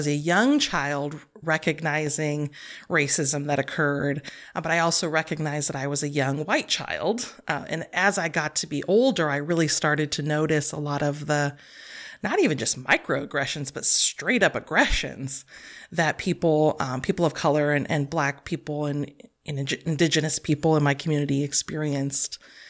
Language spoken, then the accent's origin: English; Manteca, California, United States; I grew up in Manteca. I lived there until I left for college, and where I attended UC Santa Cruz. But yeah, I grew up in Manteca with a single parent for most of my early childhood years.